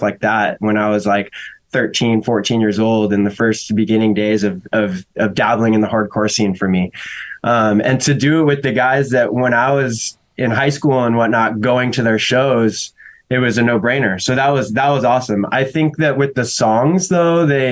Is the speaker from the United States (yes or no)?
yes; Mission Viejo, California, United States; also born or lived in Dana Point, California; I'm from Orange County, yeah. I grew up in South Orange County.